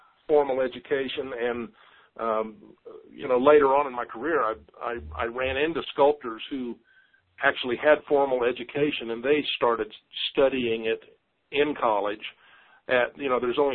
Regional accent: Kansas, United States; moved away as an adult; now in Colorado, United States; A kid growing up in Kansas always wanted to live in the Rocky Mountains.

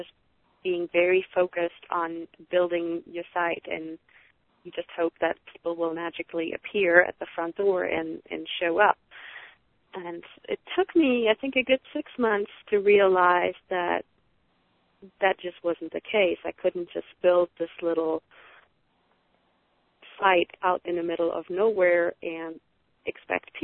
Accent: Germany; moved away; I'm originally from Germany, and I still have a lot of family over there

